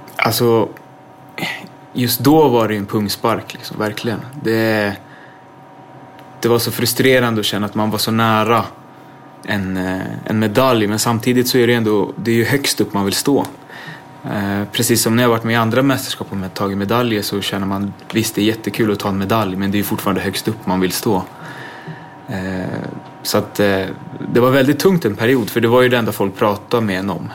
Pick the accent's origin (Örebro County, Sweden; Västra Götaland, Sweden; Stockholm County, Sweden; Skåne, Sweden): Stockholm County, Sweden; Botkyrka; jag växte upp ute i, i Fittja